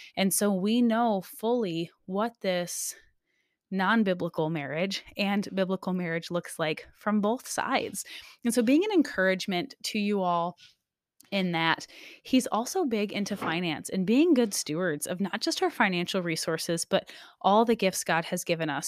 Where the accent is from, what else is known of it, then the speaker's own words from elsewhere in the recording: Michigan, United States; now in Alaska, United States; I was, um, born and raised in Michigan most of my life. However, I have officially been an Alaska resident more than half of my life.